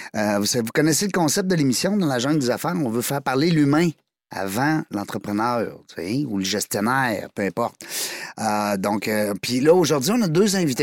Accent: Amqui, Quebec, Canada; accent: Québécois; ça vient du bas du fleuve, Amqui

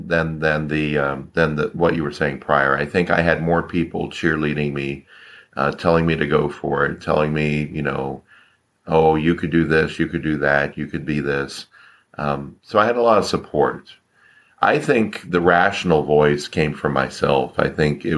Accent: Florida, United States; moved away as an adult; also born or lived in Orlando, Florida; now in California, United States; I'm from Florida, so I was born in Florida, grew up in Florida, stayed in Florida until around 1999.

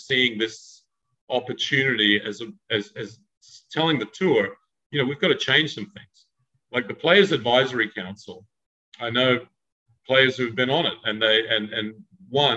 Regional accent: Australia; I'm Australian

